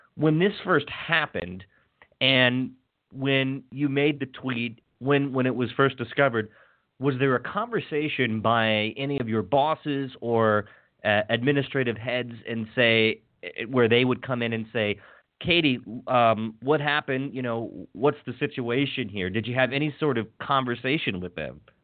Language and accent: English; WHAG's area, Maryland, United States; my hometown's um, local television station, WHAG